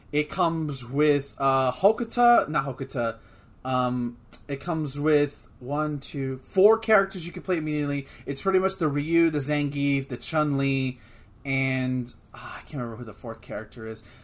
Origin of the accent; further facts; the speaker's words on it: United States; We're American